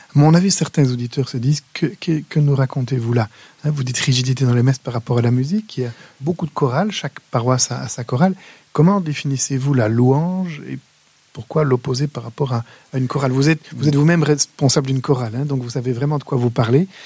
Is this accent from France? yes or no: no; Wallonia, Belgium; chez nous, en Wallonie